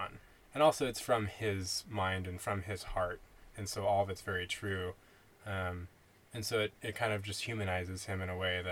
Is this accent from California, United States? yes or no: yes; Bay Area, California, United States; I grew up in the Bay Area